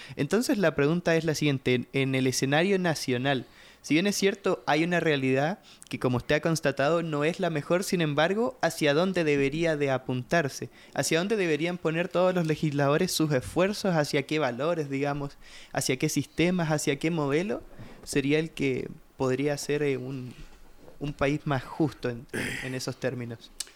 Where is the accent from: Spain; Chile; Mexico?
Chile; now in Guatemala; yo soy chileno